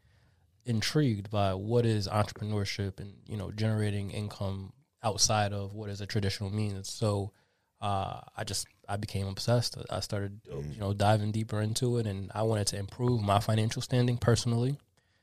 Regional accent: Mount Vernon, New York, United States; I grew up in Mount Vernon, New York.

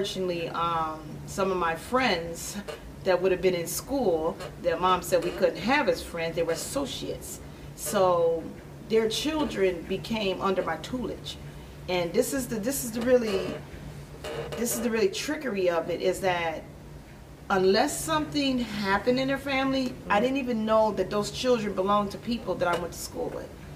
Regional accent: Aurora, Illinois, United States; I grew up on Kane Street right here on the Rowan East Side.

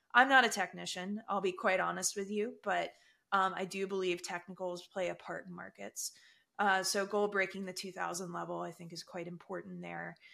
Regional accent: United States; I, as an American

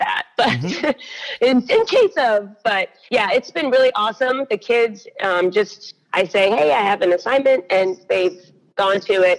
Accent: Fairfax County, Virginia, United States; also born or lived in Greensboro, North Carolina; now in Charlotte, United States; I'm originally from Fairfax County, Virginia

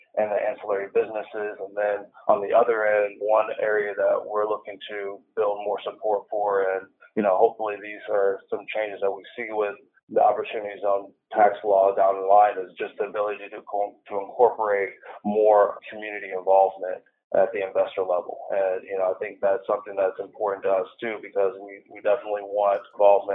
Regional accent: Ann Arbor, Michigan, United States; now in San Diego, United States; I'm originally from the Ann Arbor, Michigan area, Detroit area

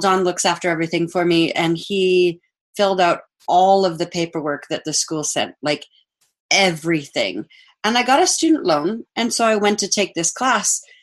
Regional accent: Saskatchewan, Canada; also born or lived in Australia; I was born in Saskatchewan

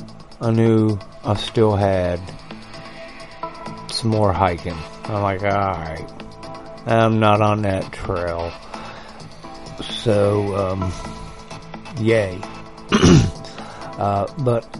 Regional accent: West Virginia, United States; I grew up in West Virginia

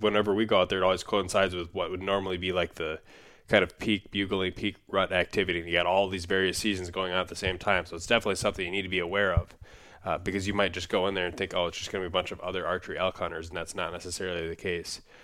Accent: Minnesota, United States; my home state of Minnesota

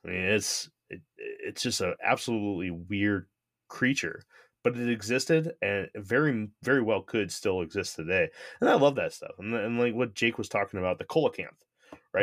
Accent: Connecticut, United States; moved away; I grew up in the Northeast, I grew up in Connecticut

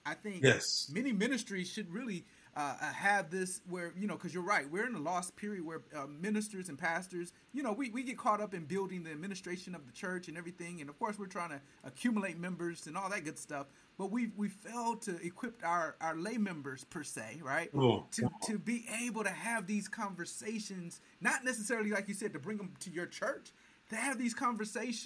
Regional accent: Detroit, Michigan, United States; I'm a guy from Detroit

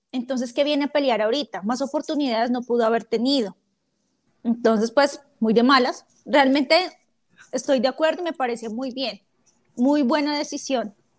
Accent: Colombia; como colombiana

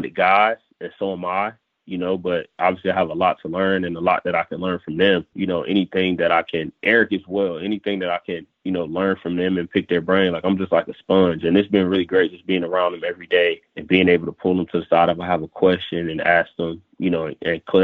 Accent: Florida, United States; I'm from here

